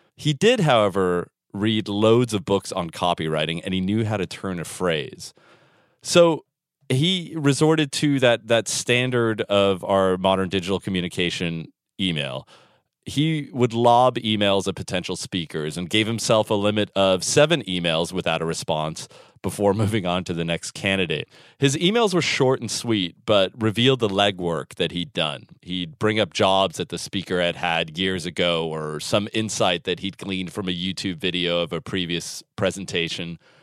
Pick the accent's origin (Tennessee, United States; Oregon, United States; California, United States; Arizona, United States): California, United States; San Francisco; moved away; San Francisco, my hometown, the beautiful city by the bay